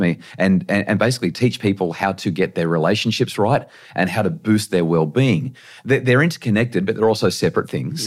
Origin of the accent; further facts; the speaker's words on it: Central Coast, New South Wales, Australia; also born or lived in Brisbane; I grew up in New South Wales on the Central Coast